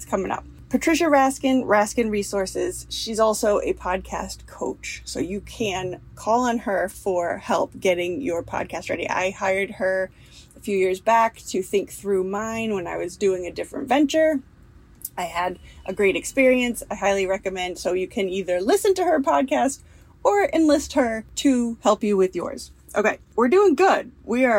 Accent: Rhode Island, United States; I'm from Rhode Island, the biggest little state in the union, and there's a lot to do here.

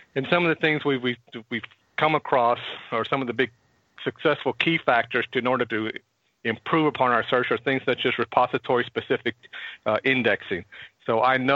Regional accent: Houston, Texas, United States; I've been born and raised in Houston my whole life

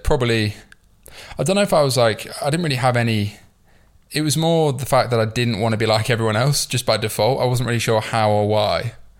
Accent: York, Yorkshire and the Humber, United Kingdom; going back to the start, I suppose I'm from York. I grew up in the north.

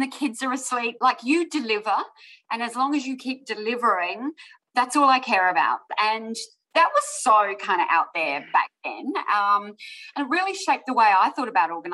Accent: Adelaide, South Australia, Australia; also born or lived in Sydney; came back to Adelaide, which is my home state at the time

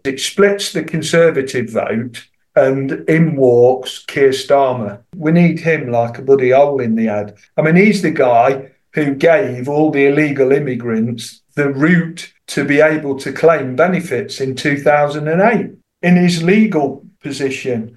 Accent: United Kingdom; I'm British and this is my country

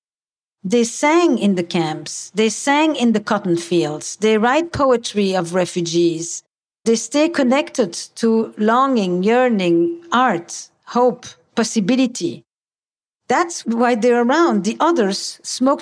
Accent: Antwerp, Flanders, Belgium; I come from Antwerp

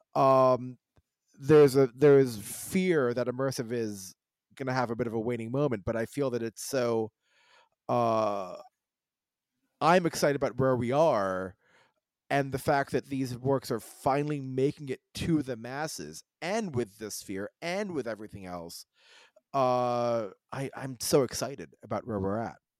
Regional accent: United States; I was born in America.

